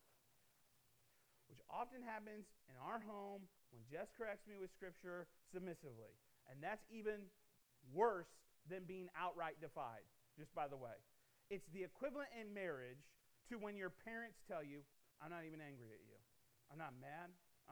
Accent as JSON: {"language": "English", "region": "Midwest", "country": "United States", "tie": "born or raised there", "said": "I grew up in the Midwest"}